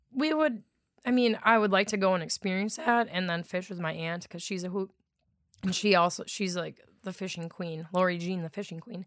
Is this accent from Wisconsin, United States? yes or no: yes; Wisconsin, United States; accent: Wisconsin dialect; being from Wisconsin